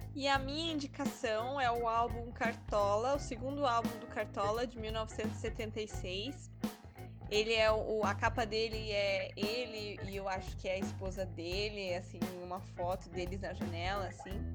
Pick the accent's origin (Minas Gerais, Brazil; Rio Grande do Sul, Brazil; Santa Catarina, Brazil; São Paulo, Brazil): Santa Catarina, Brazil; Joaçaba; now in Florianópolis, Brazil; Eu sou de Joaçaba e aqui tem um baita carnaval com desfile que fez uma parte forte da minha vida. Minha família sempre participou e eu já desfilei de algumas vezes por diversão